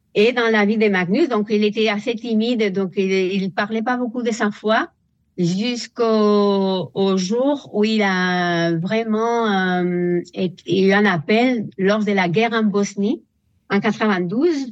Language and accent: French; Spain; French is a second language; moved away as an adult; now in France; je suis espagnole